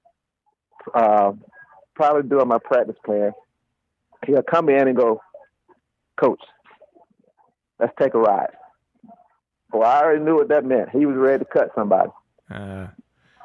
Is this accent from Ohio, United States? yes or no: no; South Carolina, United States; moved away; I'm from the South. I'm from South Carolina originally.